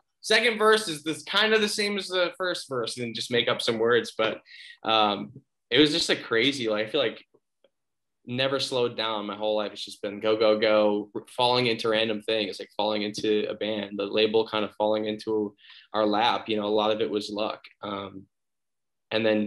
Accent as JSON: {"language": "English", "town": "Muskego", "region": "Wisconsin", "country": "United States", "tie": "born or raised there", "also_born_or_lived": "North Carolina / Colorado", "moved": "as an adult", "lives_now": "Austin, United States", "said": "So I was born in North Carolina, but I was only like 7 months old when we moved or something. So yeah, pretty much born and raised in Milwaukee and like suburbs of, so like Muskego"}